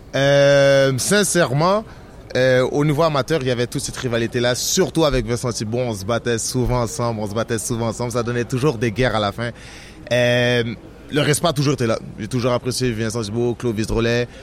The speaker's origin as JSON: {"language": "French", "town": "Montreal", "region": "Quebec", "country": "Canada", "said": "je suis de Montréal, que j'habite au Québec"}